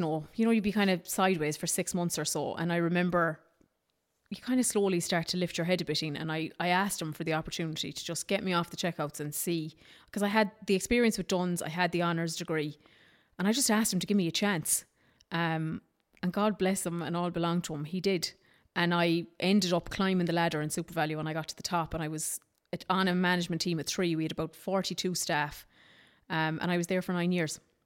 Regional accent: Ballinagh, Ulster, Ireland; also born or lived in Dublin / Australia; transferred me back, took me back into Ballinagh again

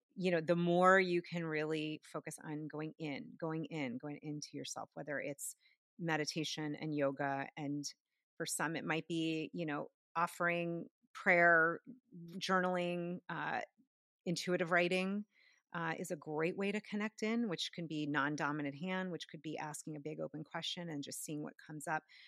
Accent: outside of Boston, Massachusetts, United States; where I grew up outside of Boston, near all those universities.

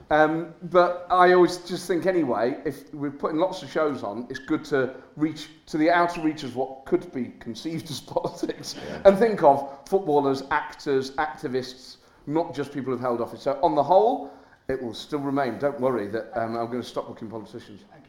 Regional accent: Nottingham, East Midlands, United Kingdom; now in London, United Kingdom; I was an oik from Nottingham

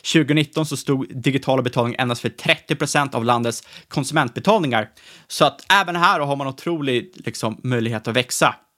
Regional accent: Sweden; som svenskar

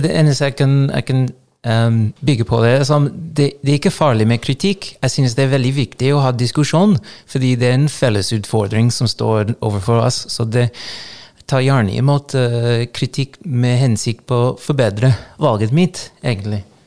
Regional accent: Los Angeles, California, United States; Norwegian is a second language; now in Trøndelag, Norway; jeg vokste opp i Los Angeles

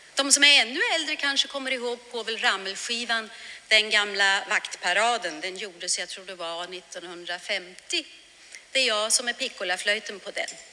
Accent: Arboga, Västmanland, Sweden; now in Germany; Jag är född i Arboga och bosatt i Tyskland sedan många, många år tillbaka

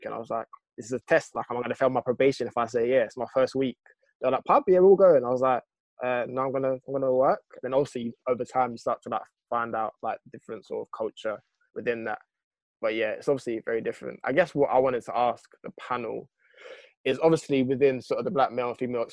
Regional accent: London, United Kingdom; growing up in London and then like working in London

